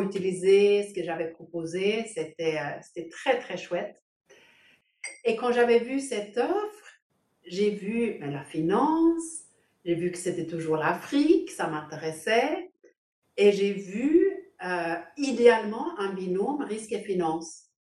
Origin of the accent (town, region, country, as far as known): Sweden; also born or lived in Denmark / China / Paris; now in Poland